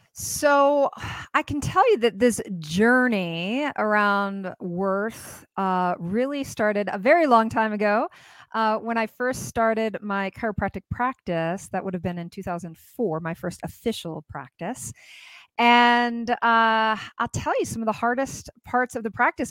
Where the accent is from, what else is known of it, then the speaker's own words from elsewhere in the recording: United States; as an American woman